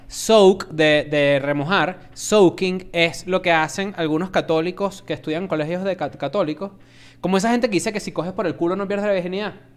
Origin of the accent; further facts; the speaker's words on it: Venezuela; also born or lived in Argentina; now in Mexico City, Mexico; somos venezolanos y cuando yo me mudé a México